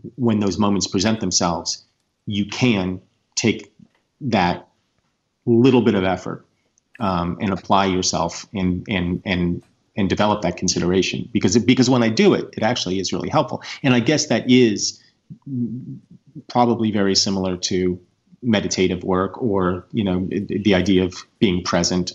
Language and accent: English; United States; as an American people